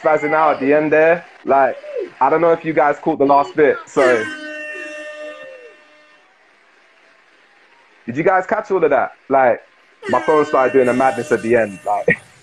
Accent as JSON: {"language": "English", "region": "London", "country": "United Kingdom", "said": "I'm representing the Newham Borough of Manor Park."}